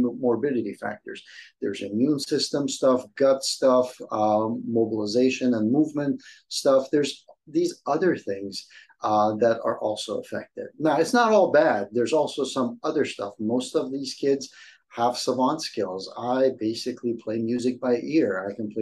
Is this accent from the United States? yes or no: no; Iran; moved away; my childhood growing up in Iran